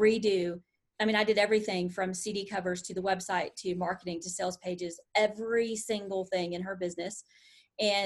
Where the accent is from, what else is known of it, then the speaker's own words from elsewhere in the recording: the South, United States; accent: Southern; my Southern accent